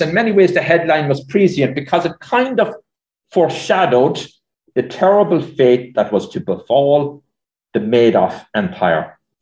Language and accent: English; Ireland; moved away as an adult; now in New York, United States; we had limited television service in much of Ireland before we headed for America